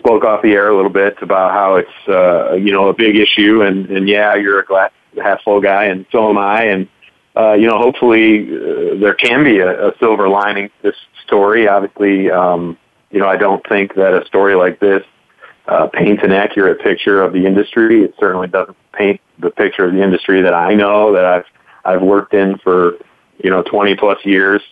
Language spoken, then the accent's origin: English; Saratoga Springs, New York, United States; moved away as an adult; also born or lived in Kentucky; I grew up here in Saratoga